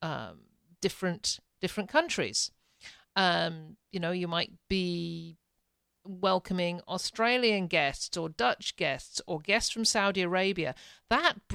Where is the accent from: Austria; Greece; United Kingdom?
United Kingdom; England; now in Ontario, Canada; I'm a Brit.